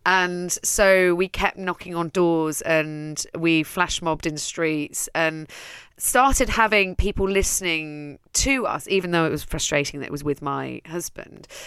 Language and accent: English; Netherlands; moved away as an adult; now in London, United Kingdom; I'm from Holland, I'm Dutch, I raised one daughter there